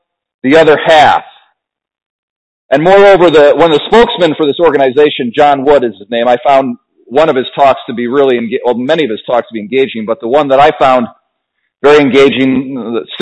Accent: United States; we as Americans

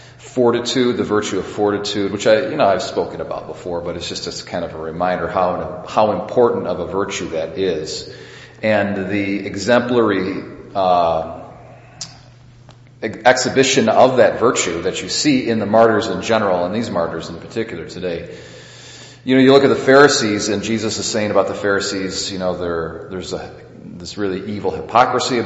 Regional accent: United States; we as American Catholics

